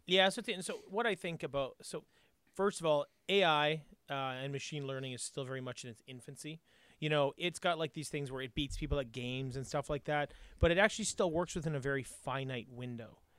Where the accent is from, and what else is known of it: Canada